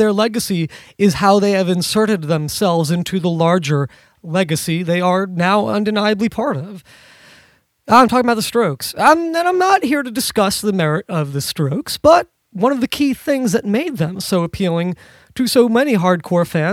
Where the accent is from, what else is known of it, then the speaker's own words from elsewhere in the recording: New York City, New York, United States; Not just a New Yorker, but being from, born and raised in New York City